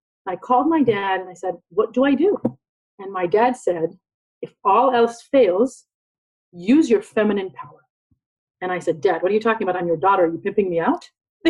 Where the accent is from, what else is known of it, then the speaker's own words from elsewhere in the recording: London, United Kingdom; born there; I was born in London, but I'm an Israeli